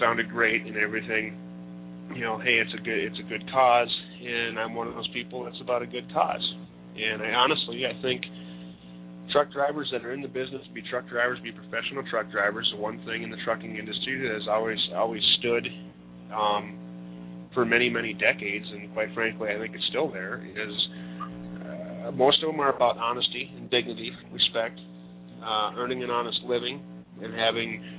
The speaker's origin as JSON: {"language": "English", "region": "Minnesota", "country": "United States", "tie": "born or raised there", "said": "my home state of Minnesota"}